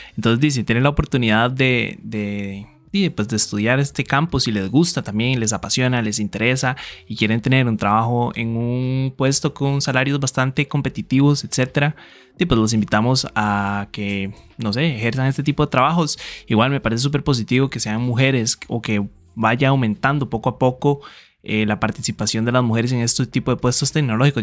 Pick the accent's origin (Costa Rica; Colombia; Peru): Costa Rica; como muchos ticos